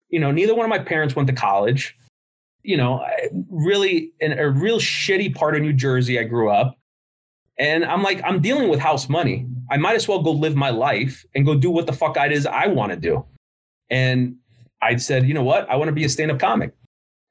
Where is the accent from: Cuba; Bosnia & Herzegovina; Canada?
Cuba; I'm the worst Cuban in the world.